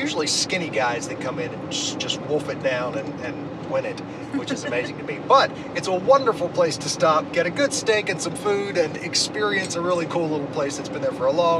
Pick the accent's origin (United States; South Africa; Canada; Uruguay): United States; South Louisiana; I'm from South Louisiana.